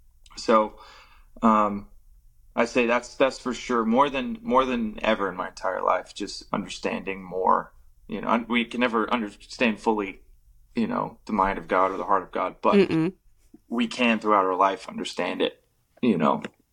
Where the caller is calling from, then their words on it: Social Circle, Georgia, United States; I'm in Social Circle, Georgia.